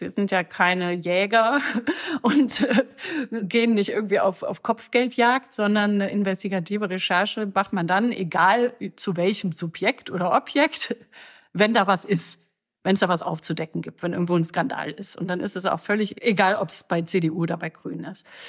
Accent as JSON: {"language": "German", "town": "Cologne", "region": "North Rhine-Westphalia", "country": "Germany", "tie": "born or raised there", "said": "in Köln, in meiner Heimatstadt"}